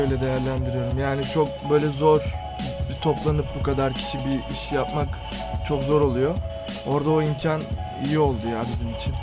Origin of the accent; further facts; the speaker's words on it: Fatih, Istanbul, Turkey; Ben de Fatih'te büyüdüm